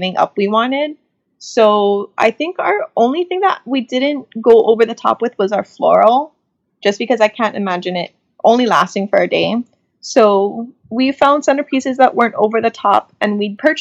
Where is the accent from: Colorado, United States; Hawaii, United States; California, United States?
Hawaii, United States; Oahu; we're from Oahu